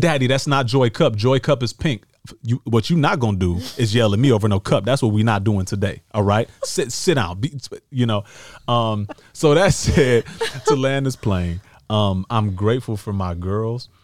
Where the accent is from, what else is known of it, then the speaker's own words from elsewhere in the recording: Detroit, Michigan, United States; now in Los Angeles, United States; what we grew up with in Detroit